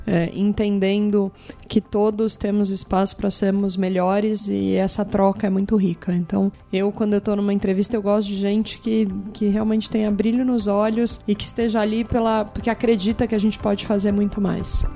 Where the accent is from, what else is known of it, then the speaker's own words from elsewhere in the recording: Araraquara, São Paulo, Brazil; moved away as an adult; also born or lived in United States; now in São Paulo, Brazil; Eu sou de Araraquara, então eu sou do interior.